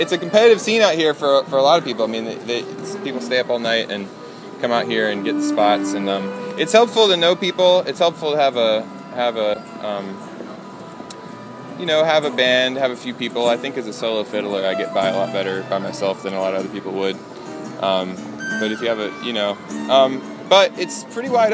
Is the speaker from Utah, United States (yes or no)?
no; West Virginia, United States; also born or lived in Boston; now in New Orleans, United States; I'm originally from West Virginia